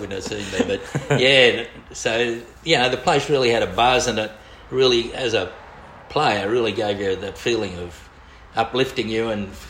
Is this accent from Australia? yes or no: yes; Brisbane, Queensland, Australia; I grew up in Virginia, which is on the north side of Brisbane. And I went to Virginia State School.